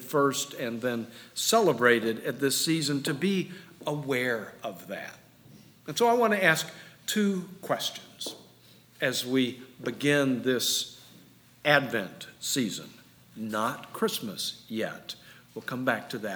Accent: Jacksonville, Florida, United States; moved away; still living in the house I grew up in Jacksonville

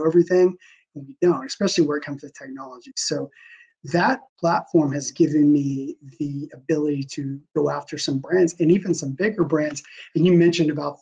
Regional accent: United States; my entire life of schooling, growing up in the States

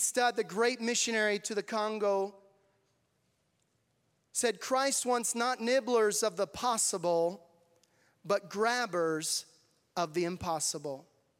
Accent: Tanzania; I grew up there in Tanzania. We went when I was 10 years old, and I'm so thankful for the upbringing that I had and God preparing me to serve there in Tanzania.

